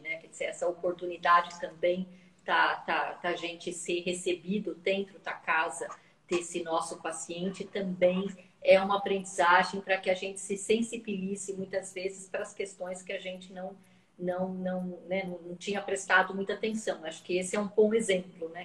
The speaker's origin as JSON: {"language": "Portuguese", "region": "São Paulo", "country": "Brazil", "said": "Eu sou de São Paulo"}